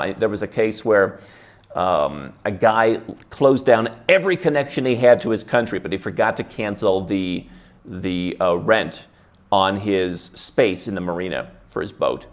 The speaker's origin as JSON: {"language": "English", "region": "Midwest", "country": "United States", "tie": "born or raised there", "moved": "yes", "said": "I grew up in the Midwest in a very Protestant family."}